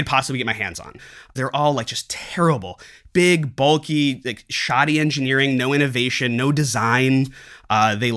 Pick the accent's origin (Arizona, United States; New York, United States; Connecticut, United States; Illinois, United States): Illinois, United States; Chicago; I'm from Chicago